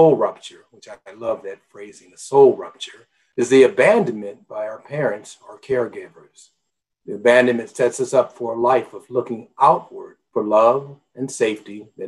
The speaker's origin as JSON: {"language": "English", "town": "Omaha", "region": "Nebraska", "country": "United States", "tie": "born or raised there", "said": "I was raised in Omaha, Nebraska."}